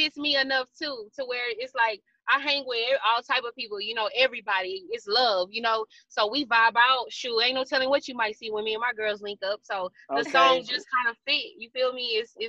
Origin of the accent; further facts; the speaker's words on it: Houston, Texas, United States; I'm from Houston.